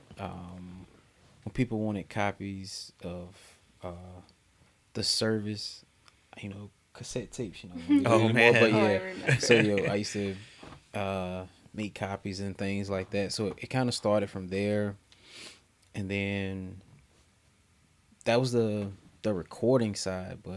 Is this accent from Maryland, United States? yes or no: no; Henderson, North Carolina, United States; now in Raleigh, United States; I'm from Henderson